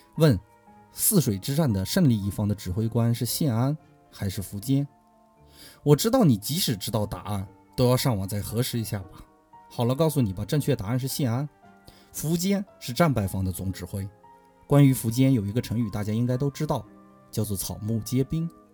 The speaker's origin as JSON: {"language": "Chinese", "region": "Inner Mongolia", "country": "China", "tie": "born or raised there", "said": "我的故乡是内蒙古"}